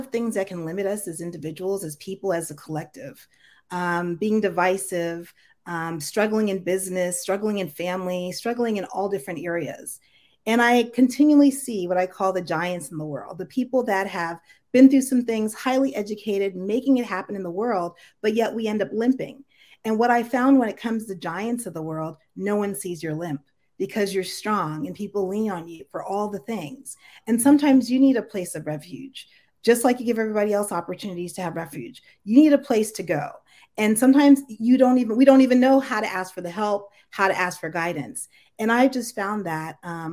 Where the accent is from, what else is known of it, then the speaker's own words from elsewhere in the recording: United States; my family's originally from Jamaica. And so when I was born in the United States